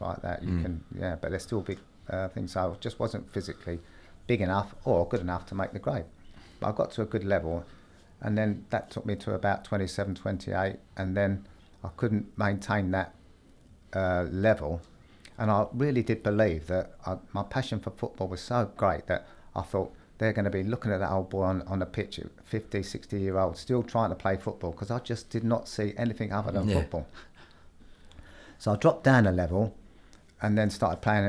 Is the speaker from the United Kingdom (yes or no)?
yes; London, United Kingdom; I grew up in South London